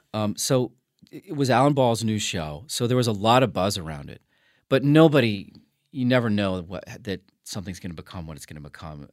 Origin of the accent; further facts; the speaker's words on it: New Orleans, Louisiana, United States; moved away; being from Louisiana 'cause it just made it feel more real, and I feel like my accent, I, I, you know, I just had that in my blood